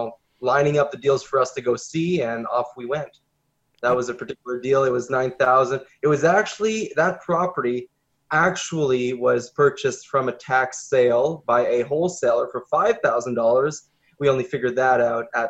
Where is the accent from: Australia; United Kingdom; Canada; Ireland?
Canada; we're Canadian